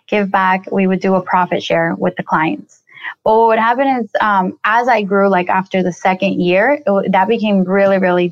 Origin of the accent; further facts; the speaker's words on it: Colombia; I'm originally from Colombia. I was born in Colombia